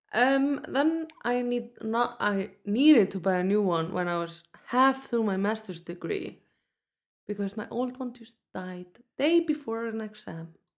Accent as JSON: {"language": "English", "country": "Iceland", "tie": "born or raised there", "said": "I grew up in Iceland"}